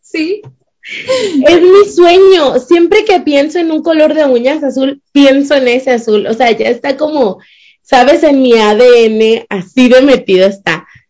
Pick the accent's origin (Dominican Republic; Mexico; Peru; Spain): Mexico; now in Utah, United States; soy de México.